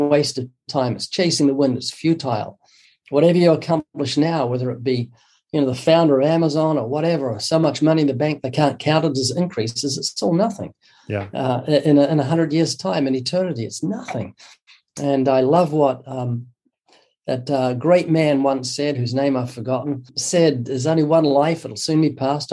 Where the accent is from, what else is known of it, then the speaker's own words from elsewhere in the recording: New Zealand; moved away as an adult; also born or lived in Southern California; now in California, United States; I was born twice in New Zealand. You might notice a very slight accent. That's because I'm from down under. I've been living in the U.S. for 32 years